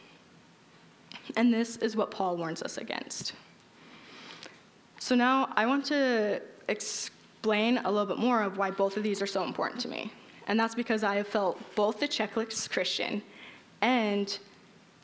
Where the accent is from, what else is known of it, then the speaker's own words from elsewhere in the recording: Utah, United States; growing up in Utah